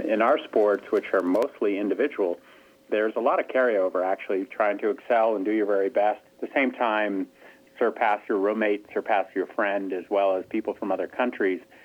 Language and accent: English; Stowe, Vermont, United States; I'm from there. I'm from Stowe, Vermont